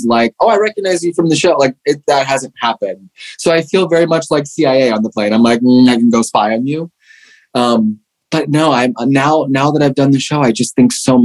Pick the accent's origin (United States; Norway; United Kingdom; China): United States; Pittsburgh, Pennsylvania; accent: Pittsburgh; moved away; I do miss Pittsburgh. It was like such a great place to live and grow up